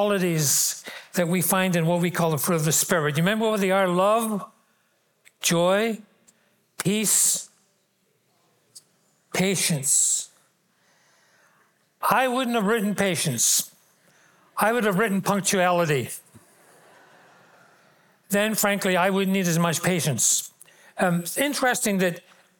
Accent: Glasgow, Scotland, United Kingdom; moved away as an adult; I grew up in Glasgow

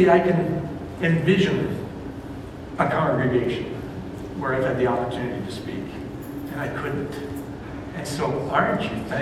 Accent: Ontario, Canada; moved away as an adult; But I came out here from Ontario as a student to attend what was called the Baptist Leadership Training School

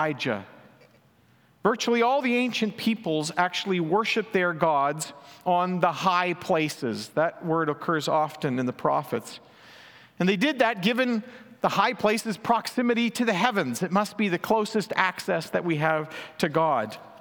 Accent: Manitoba, Canada; now in British Columbia, Canada; the prairies where I grew up in Manitoba.

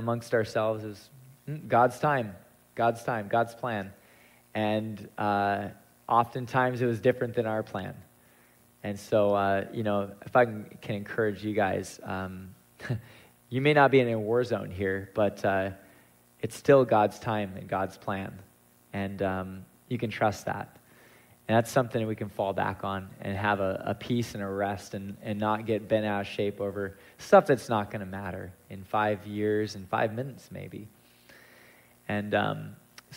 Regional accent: United States; being American

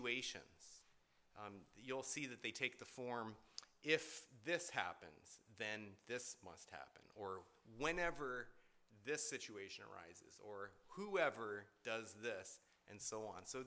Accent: Canada; I was born in Canada

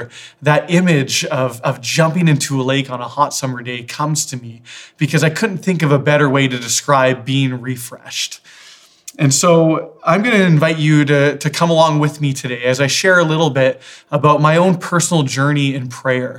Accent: Victoria, British Columbia, Canada; Growing up in Victoria, there was a lake called Thetis Lake that my family always went

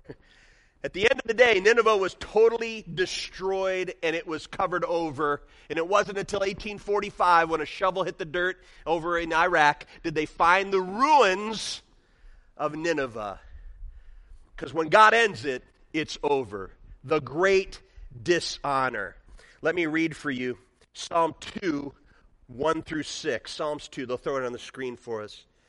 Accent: near Chicago, Illinois, United States; now in Michigan, United States; I grew up near Chicago

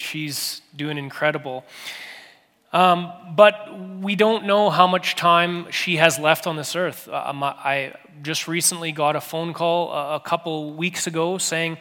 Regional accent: Steinbach, Manitoba, Canada; moved away; I grew up in a little town called Steinbach, Manitoba.

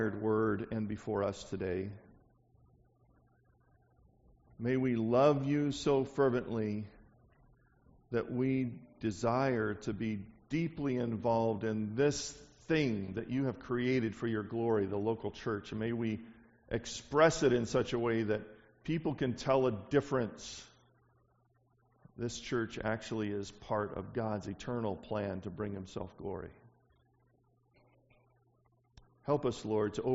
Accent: the South, United States; I'm from the South

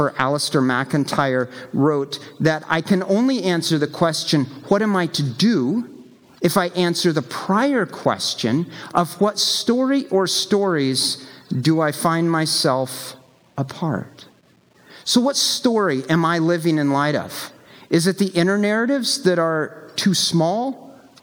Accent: the American South, United States; I grew up in the American South

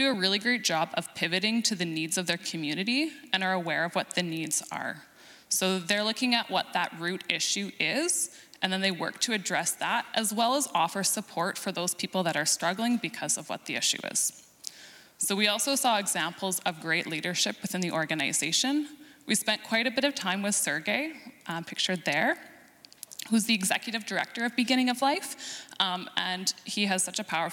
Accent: Canada; since we're Canadian

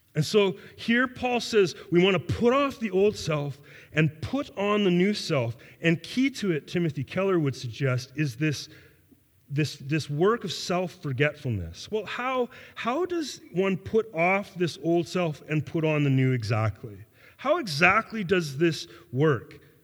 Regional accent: Canada; I am a Canadian. That I was born and raised in a modern Western worldview and culture

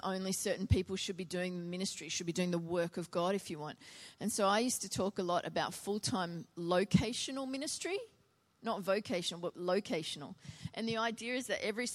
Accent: Biloela, Queensland, Australia; my hometown of Biloela

